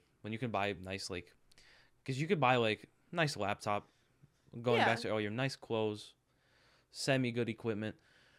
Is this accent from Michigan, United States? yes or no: no; Staten Island, New York, United States; I think it's cool that we knew before, like, everyone else did, just because we're from Staten Island.